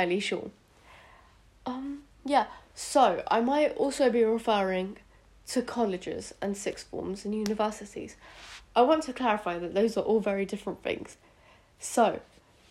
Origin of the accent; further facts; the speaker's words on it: United Kingdom; accent: British; moved away; also born or lived in India; in case you can't already tell by my accent, I am British, though I was born in India